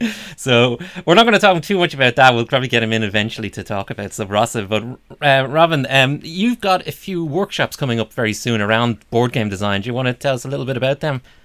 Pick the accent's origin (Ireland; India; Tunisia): Ireland; Dublin, Leinster; we're both from Dublin.